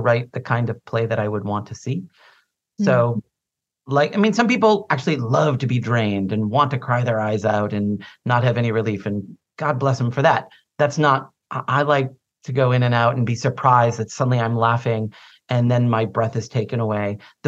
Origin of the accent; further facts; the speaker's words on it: Boston, Massachusetts, United States; I grew up in South Boston, very working class